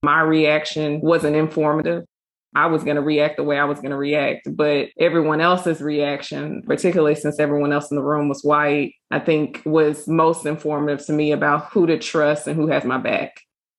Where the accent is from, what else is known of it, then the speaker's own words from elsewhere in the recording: Mississippi, United States; just the way that we're raised and our experiences throughout growing up as African-Americans, growing up in Mississippi